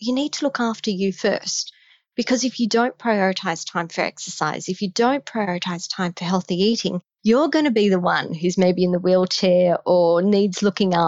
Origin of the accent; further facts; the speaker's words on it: Australia; accent: Australian; I'm Australian